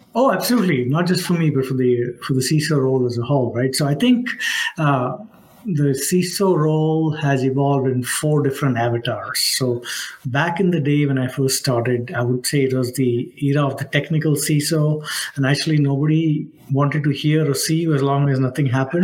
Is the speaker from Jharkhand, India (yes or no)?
no; Mumbai, Maharashtra, India; moved away as an adult; also born or lived in Nashville, Tennessee; now in United States; I grew up in Mumbai, India, as they say it now